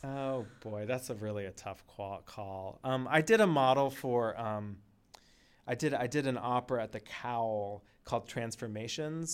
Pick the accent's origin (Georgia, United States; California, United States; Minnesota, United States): California, United States; Palo Alto; when I was growing up, I grew up in Palo Alto